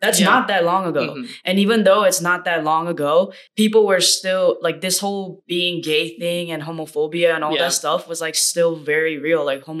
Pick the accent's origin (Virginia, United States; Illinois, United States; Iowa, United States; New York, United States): New York, United States; New York City; moved away as an adult; also born or lived in Seoul, South Korea / Detroit, Michigan / Pennsylvania; now in Southern California, United States; I was born in Korea. Raised in Queens, New York, went to Penn State, now I live in SoCal.